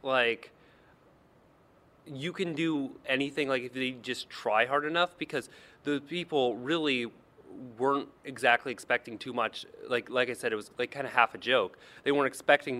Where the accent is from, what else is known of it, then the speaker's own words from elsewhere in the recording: Kankakee, Illinois, United States; now in Western Illinois, United States; I'm from the Bradley, Bourbonnais, Kankakee area, which is kind of on the eastern side